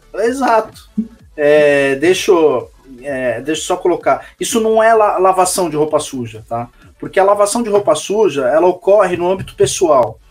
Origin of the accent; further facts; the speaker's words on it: São Paulo, Brazil; eu sou de São Paulo